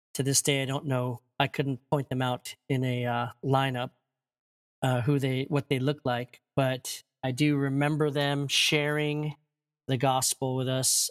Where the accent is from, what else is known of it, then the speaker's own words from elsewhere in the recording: Maryland, United States; also born or lived in Chicago / Korea; I was born and raised in Maryland